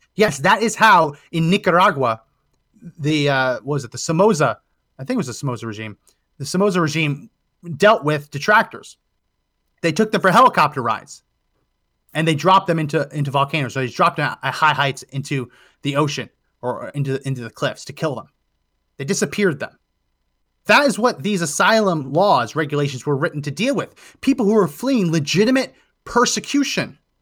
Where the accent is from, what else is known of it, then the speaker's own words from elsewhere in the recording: New Jersey, United States; I grew up in New Jersey, going to the Jersey Shore